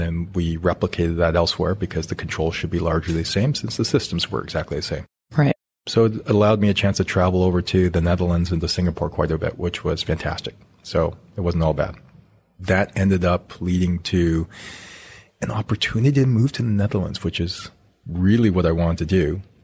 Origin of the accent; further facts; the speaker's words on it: Canada; I I'm Canadian, grew up in Canada, went to school at the University of Alberta